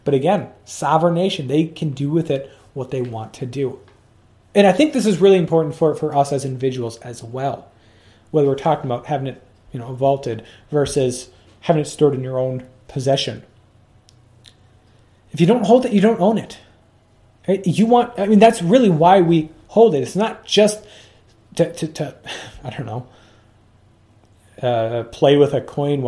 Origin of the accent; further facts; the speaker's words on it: United States; as an American, or sorry, I should say as a U.S. citizen